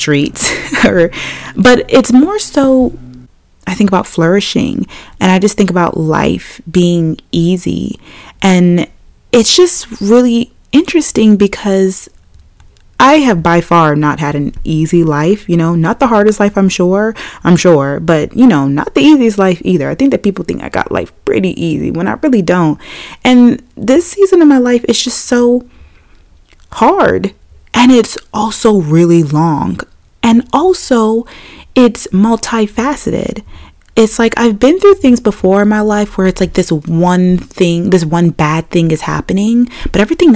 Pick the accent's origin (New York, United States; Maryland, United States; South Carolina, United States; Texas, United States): Maryland, United States; I'm from Maryland